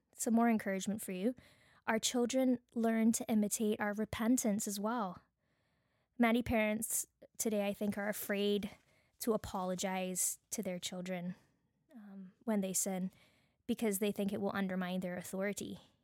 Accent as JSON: {"language": "English", "country": "Barbados", "accent": "Bajan", "moved": "yes", "lives_now": "Canada", "said": "my Bajan accent"}